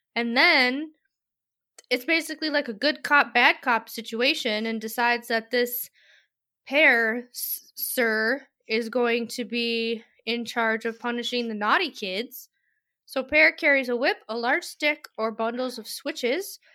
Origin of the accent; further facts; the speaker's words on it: United States; I am American